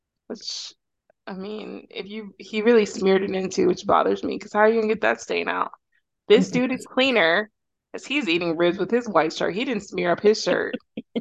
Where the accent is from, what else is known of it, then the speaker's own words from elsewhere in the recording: Texas, United States; I am from Texas